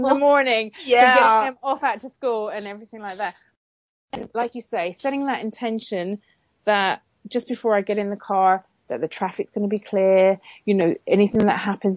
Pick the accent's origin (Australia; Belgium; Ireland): Ireland; also born or lived in London, United Kingdom; now in United Kingdom; I grew up in Ireland.